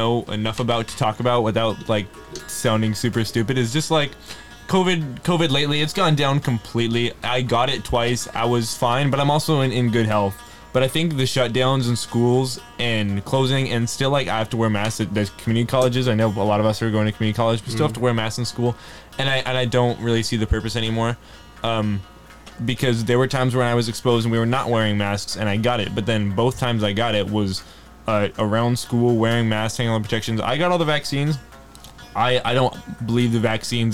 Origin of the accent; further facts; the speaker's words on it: Jamul, California, United States; I'm from East County. I'm from Hamul. I've lived in and grown up there my whole life.